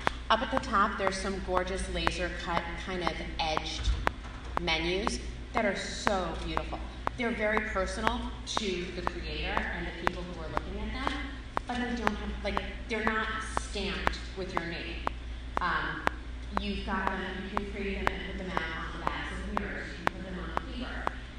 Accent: Long Island, New York, United States; I'm from New York originally. You probably couldn't tell because most people hear me talk and they're like, oh, it's not. I'm actually from Long Island. But I wasn't raised in that environment.

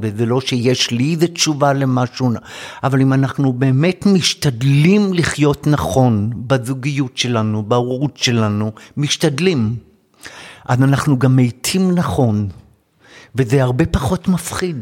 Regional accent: Jerusalem, Jerusalem District, Israel; born or raised there

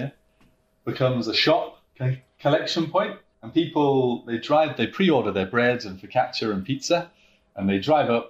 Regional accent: Yorkshire and the Humber, United Kingdom; now in Portrush, Ireland; being a Yorkshireman

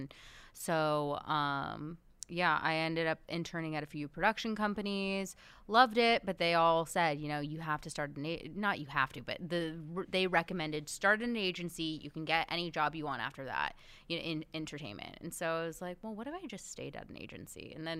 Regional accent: Beverly Hills, California, United States; So, I grew up in Beverly Hills, and everybody's family seemed to be in entertainment, and mine really wasn't.

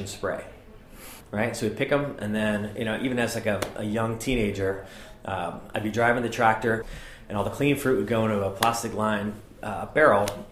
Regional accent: Pacific Northwest, United States; growing up in the Pacific Northwest

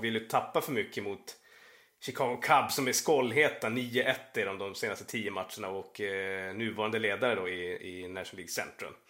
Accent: Sweden; vi var från Sverige

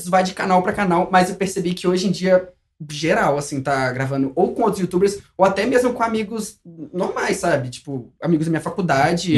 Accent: interior of Rio de Janeiro, Brazil; moved away as an adult; now in São Paulo, Brazil; eu sou do interior do Rio

